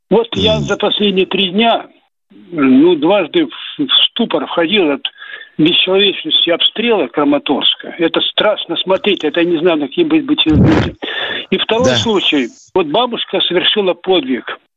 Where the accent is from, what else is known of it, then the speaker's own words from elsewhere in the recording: Kharkiv, Kharkiv Oblast, Ukraine; now in Saratov, Russia; Я, я, я в Саратове живу, а вообще-то ваш э, земляк по Харькову.